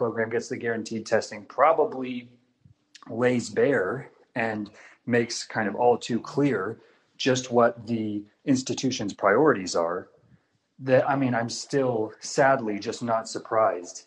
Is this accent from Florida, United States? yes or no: no; Texas, United States; I'm from Texas